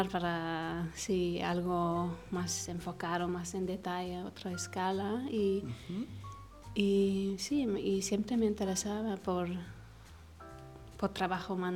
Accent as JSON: {"language": "Spanish", "country": "Egypt", "tie": "born or raised there", "also_born_or_lived": "Los Angeles, United States", "said": "pero yo crecí en Egipto, viví"}